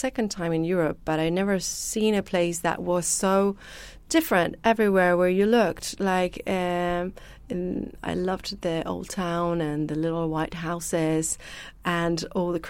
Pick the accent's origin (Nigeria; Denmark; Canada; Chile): Chile; English is a second language; moved away; since I come from Chile, I also like to put a little bit of what I've learned there as a kid